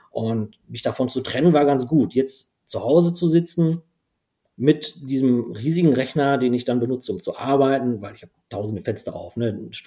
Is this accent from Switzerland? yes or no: no; Belgium; first language nl; German is a second language; der ist allerdings dann niederländisch, was komplett anderes, meine Muttersprache. Wie gesagt, ich habe in Belgien ähm, mein Abitur gemacht